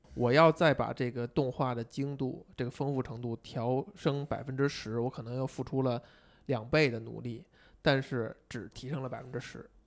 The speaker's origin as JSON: {"language": "Chinese", "country": "China", "said": "以我们中国人这种"}